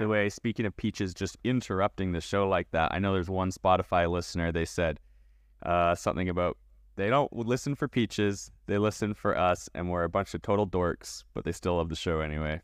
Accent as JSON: {"language": "English", "country": "Canada", "tie": "born or raised there", "moved": "yes", "said": "I was born in Canada"}